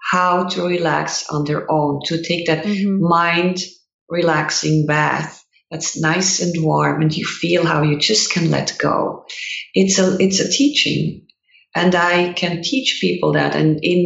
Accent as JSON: {"language": "English", "country": "Switzerland", "tie": "born or raised there", "second_language": "English", "moved": "as an adult", "lives_now": "United States", "said": "growing up in Switzerland"}